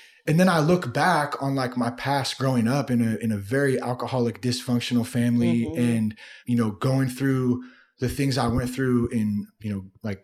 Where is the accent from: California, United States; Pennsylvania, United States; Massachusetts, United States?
California, United States; Vacaville; also born or lived in Vallejo, California / Napa, California; I grew up in the Bay Area, Solano County. I was born in Vallejo and I have some family from Napa and lived in Napa a little bit when I was a kid. And then for the most part though, I grew up in Vacaville